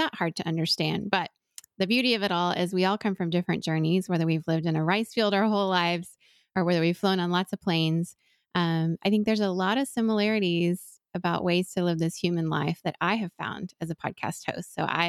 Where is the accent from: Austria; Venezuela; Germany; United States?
Venezuela; I am a U.S. citizen by birth, and my parents were both U.S. citizens, but I was raised in Venezuela in international school.